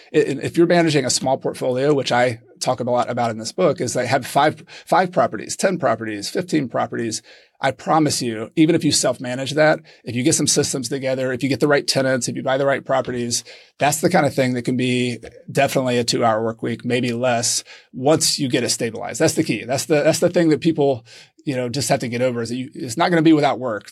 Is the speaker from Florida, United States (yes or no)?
no; Clemson, South Carolina, United States; moved away as an adult; now in Granada, Spain; I am originally from Clemson, South Carolina